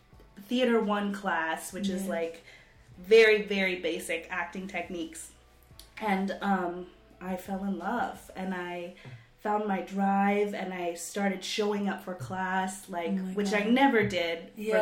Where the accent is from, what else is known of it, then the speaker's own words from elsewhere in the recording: Atlanta, Georgia, United States; moved away as an adult; also born or lived in Florida; I grew up in Atlanta.